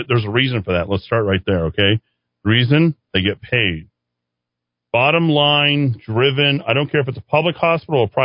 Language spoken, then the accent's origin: English; Mora, New Mexico, United States; I'm from Moda too